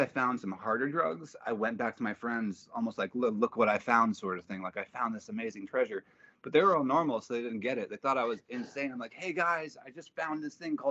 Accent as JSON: {"language": "English", "town": "Los Angeles", "region": "California", "country": "United States", "tie": "born or raised there", "also_born_or_lived": "Atlanta / Mexico", "said": "Van Nuys, Sherman Oaks area"}